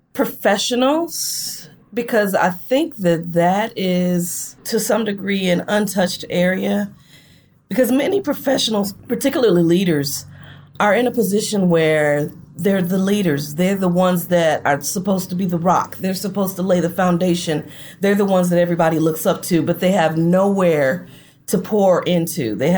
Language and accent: English; Flint, Michigan, United States; also born or lived in Detroit; now in Gulfport, United States; My mom and I relocated to Detroit from Flint mm-hmm. in 1990. I am actually living in, believe it or not, Gulfport, Mississippi now.